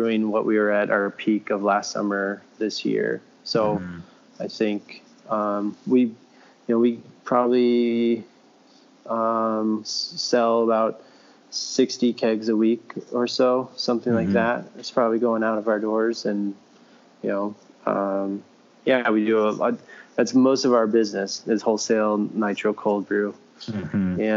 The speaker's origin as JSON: {"language": "English", "region": "Wisconsin", "country": "United States", "also_born_or_lived": "Chicago", "moved": "as an adult", "lives_now": "Milwaukee, United States", "said": "We're from Wisconsin"}